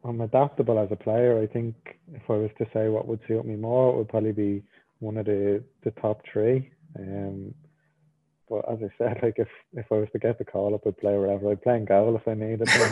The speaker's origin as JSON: {"language": "English", "country": "Ireland", "tie": "born or raised there", "moved": "yes", "said": "I was born in Ireland. I grew up in Ireland, and I feel like I'm an Irish person"}